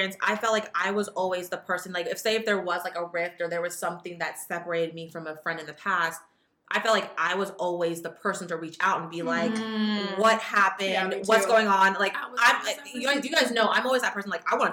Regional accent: Fresno, California, United States; we're both from Fresno and we went to high school together

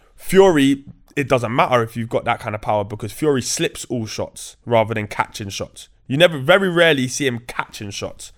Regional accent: London, United Kingdom; growing up in Grove, you're cool with the, with the travelers

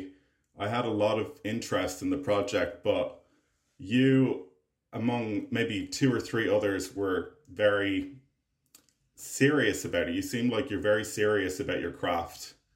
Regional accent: Ireland; I'm an Irish filmmaker and actor

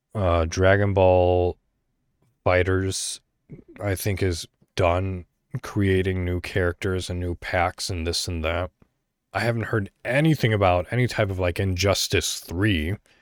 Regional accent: Illinois, United States; moved away; I was born in America, you know, in Illinois, an American

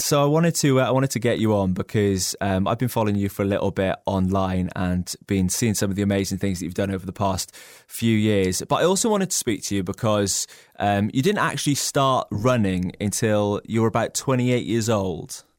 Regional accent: Wales, United Kingdom; as a Welshman

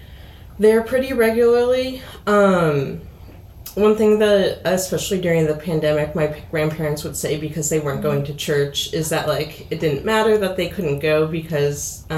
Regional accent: Hershey, Pennsylvania, United States; I am originally from Hershey, Pennsylvania, so pretty familiar with Central PA

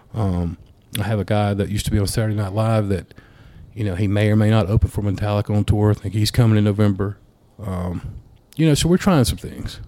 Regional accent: Ashford, Alabama, United States; moved away as an adult; also born or lived in Auburn, Alabama; I'm from Ashford, but I, I, went you know lived in Auburn for a little bit

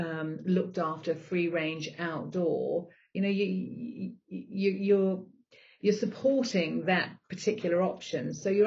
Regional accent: Zambia; also born or lived in Botswana; I grew up in Africa. So I grew up in Zambia and Botswana. And so I grew up on a meat-based diet.

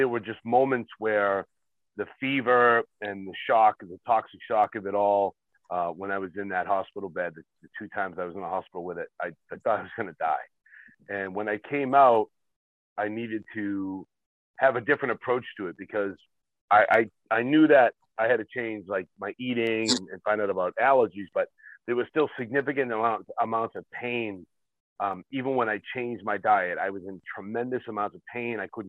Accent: Massachusetts, United States; I'm from Massachusetts

